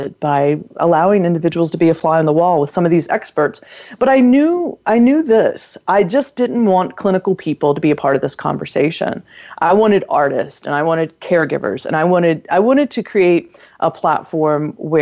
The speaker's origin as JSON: {"language": "English", "region": "North Carolina", "country": "United States", "tie": "born or raised there", "said": "my home state of North Carolina"}